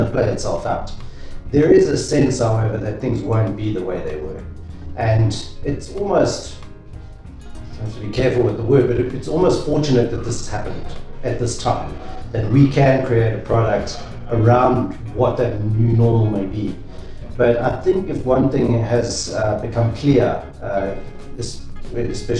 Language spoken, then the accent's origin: English; KwaZulu-Natal, South Africa; I was born and raised in KwaZulu-Natal